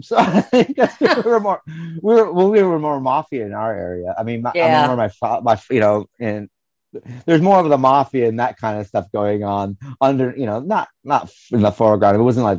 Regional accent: the North, United States; we come from the North

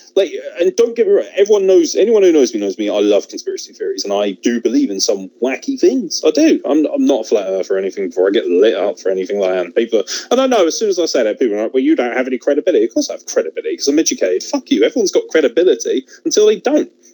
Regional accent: United Kingdom; as a British individual

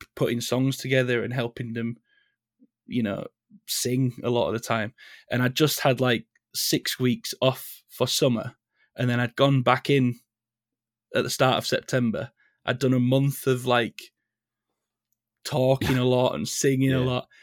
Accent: Leeds, Yorkshire and the Humber, United Kingdom; I'm from Leeds. Right. Uh, I've I've lived in Leeds all my life.

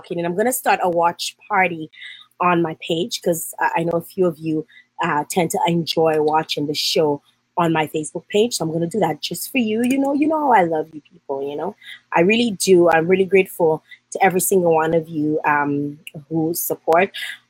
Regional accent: Dominica; my home country, the Nature Island of Dominica

